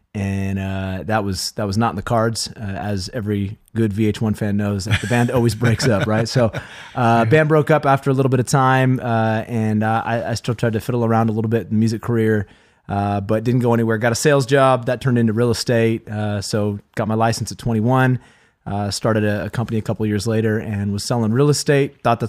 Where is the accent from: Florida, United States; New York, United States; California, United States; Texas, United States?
California, United States; Vacaville; So I grew up in Vacaville for most of my life, moved here when I was 9, went to Vacapina Middle School and Wilsey Wood High School, graduated in 2001.